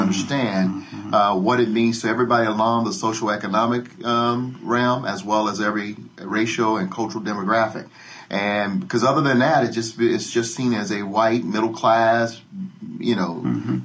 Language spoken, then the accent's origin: English; Denver, Colorado, United States; I grew up in Denver. I'm the youngest of 10 children